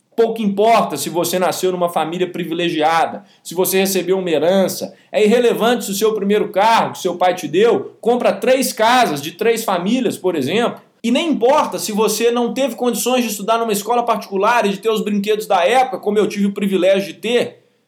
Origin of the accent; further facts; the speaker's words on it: Belo Horizonte, Minas Gerais, Brazil; nascido em 3 de 2 de 1997, em Belo Horizonte